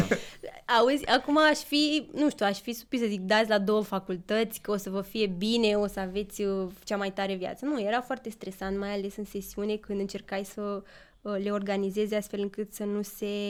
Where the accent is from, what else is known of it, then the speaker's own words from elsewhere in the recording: Pitești, Argeș, Romania; moved away as an adult; now in Bucharest, Romania; sunt din Pitești